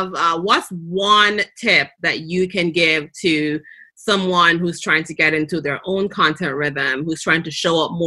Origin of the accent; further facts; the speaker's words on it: Jamaica; accent: Jamaican; my Jamaican accent